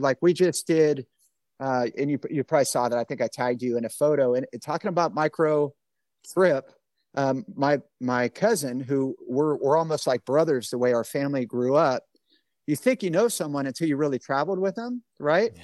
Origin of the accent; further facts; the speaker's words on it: Bay Area, California, United States; also born or lived in Alaska; I grew up in the Bay Area and I didn't leave California much other than I, I lived in Alaska for a couple of years in the military